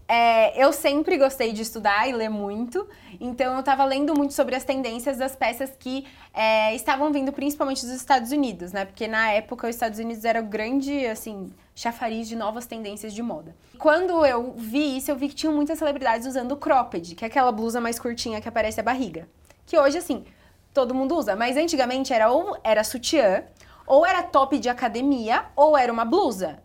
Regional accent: Bragança Paulista, São Paulo, Brazil; moved away as an adult; eu sou de Bragança, interior de São Paulo

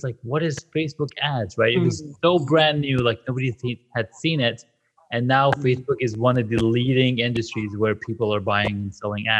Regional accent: Pakistan; moved away; I'm from Pakistan as well, and I moved out here back in 95

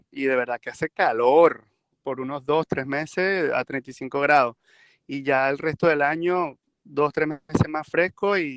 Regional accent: Venezuela; now in Canada; me fui en abril de Venezuela, salí de Maiquetía a las 2 de la tarde, me fui con tres suéteres encima porque voy a Canadá.

